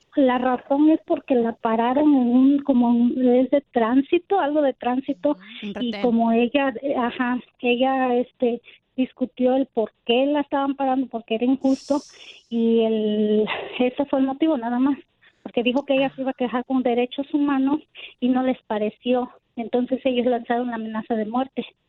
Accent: Guerrero, Mexico; now in United States; nosotros somos de Guerrero

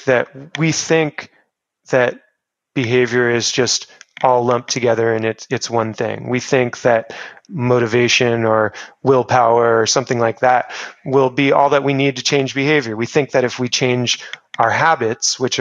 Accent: Newport Beach, California, United States; I grew up in Orange County, where it was very relaxed lifestyle in Newport, where I grew up

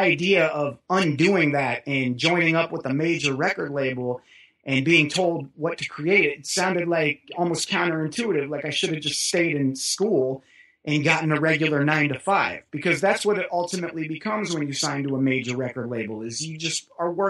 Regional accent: Kansas City, Missouri, United States; growing up in Kansas City

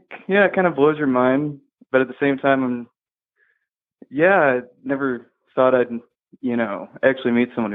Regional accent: Illinois, United States; I grew up in Illinois

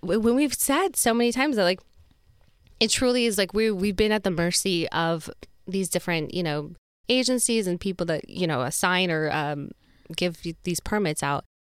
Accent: Utah, United States; moved away; I'm from Utah

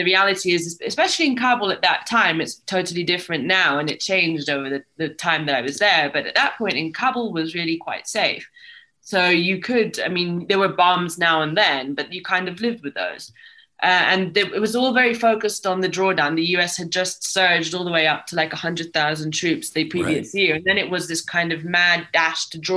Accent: Rome, Lazio, Italy; moved away as an adult; coming as I did from Italy, I came from Rome, a very boring place to grow up

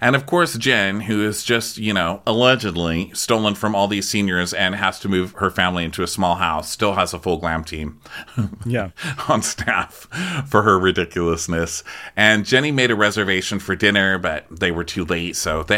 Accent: Utah, United States; I mean, I grew up in Utah, so this feels cleansing

